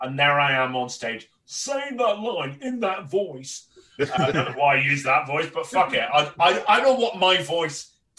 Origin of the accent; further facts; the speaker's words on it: Northern Ireland, United Kingdom; I'm born and raised in Northern Ireland and my accent has changed over the years